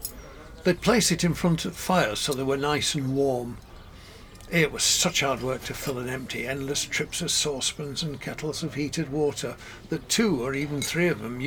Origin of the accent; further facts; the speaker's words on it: Sheffield, Yorkshire and the Humber, United Kingdom; also born or lived in London; Sheffield. {S4} Are a Yorkshire man? {S5} No, I was born in London, posh part, Pimlico.